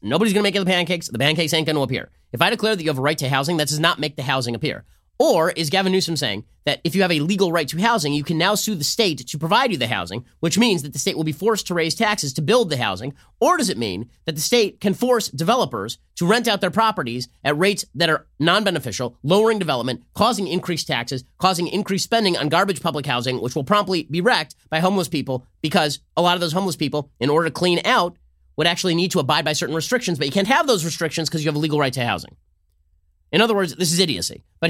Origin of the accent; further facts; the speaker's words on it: California, United States; also born or lived in Cambridge, Massachusetts; I was born in California. I was raised in California. I was married in I was married in Israel and California. And I've lived my entire life in California. Really, like, except for 3 years where I was in Cambridge, Massachusetts